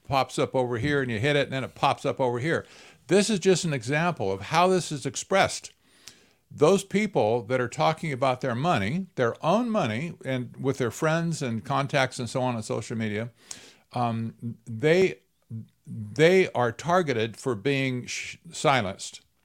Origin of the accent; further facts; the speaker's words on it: Arizona, United States; I'm from Arizona, right? I, I live in the Phoenix area